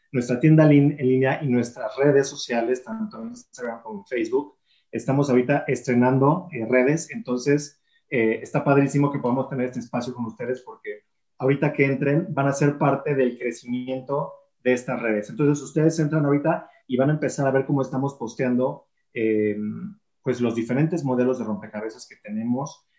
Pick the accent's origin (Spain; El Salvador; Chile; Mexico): Mexico; Yo soy mexicano